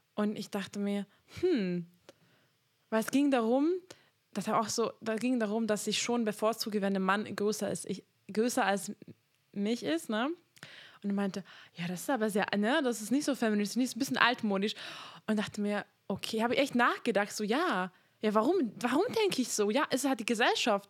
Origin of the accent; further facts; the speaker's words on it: Hungary; now in Germany; ich komme aus Ungarn